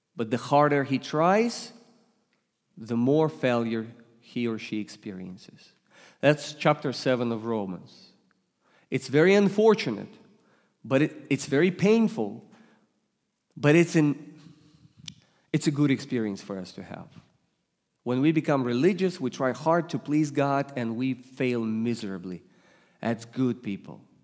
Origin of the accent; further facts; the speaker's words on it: Russia; English is a second language; now in United States; you detect an accent. I come from Russia. I was raised and born in, in first in Soviet Union, then I became Russian.